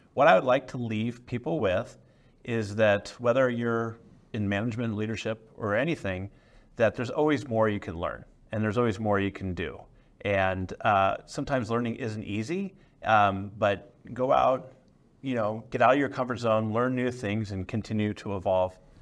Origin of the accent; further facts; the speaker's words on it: San Francisco Bay Area, California, United States; I grew up in the San Francisco Bay Area